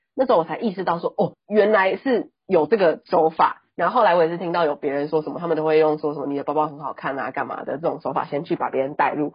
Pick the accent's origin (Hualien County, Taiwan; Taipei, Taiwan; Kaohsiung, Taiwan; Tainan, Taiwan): Taipei, Taiwan; accent: northern Taiwanese; 我是台北人